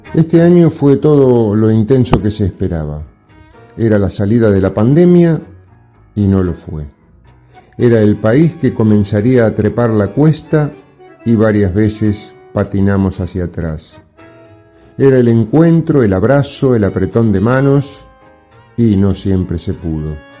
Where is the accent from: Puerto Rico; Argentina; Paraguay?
Argentina; nuestro país